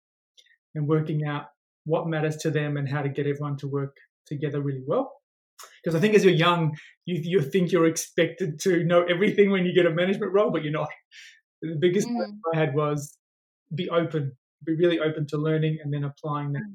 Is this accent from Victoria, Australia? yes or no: yes; Melbourne, Victoria, Australia; I grew up in Melbourne, and I grew up in an area where there was lots of migrants.